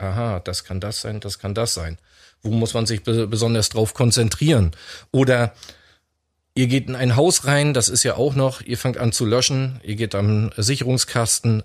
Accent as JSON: {"language": "German", "town": "Stralsund", "region": "Mecklenburg-Vorpommern", "country": "Germany", "tie": "born or raised there", "said": "komme aus Stralsund, auch gebürtig aus Stralsund"}